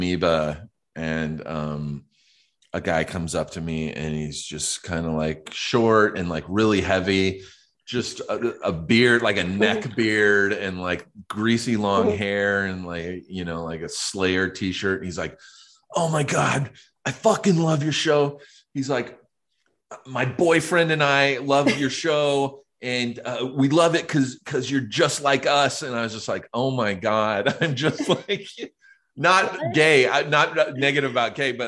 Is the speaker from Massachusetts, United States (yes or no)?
no; Riverside, California, United States; also born or lived in Los Angeles; I grew up in Riverside